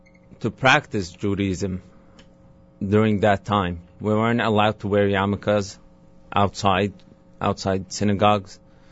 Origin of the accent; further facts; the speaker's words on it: Damascus, Damascus Governorate, Syria; moved away as an adult; now in New York, United States; Yes, I grew up in Damascus, Syria.